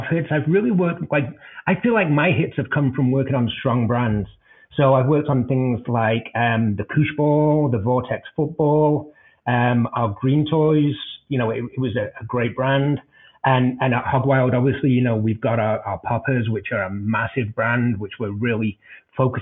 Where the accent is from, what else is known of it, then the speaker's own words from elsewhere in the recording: Denver, Colorado, United States; my hometown of Denver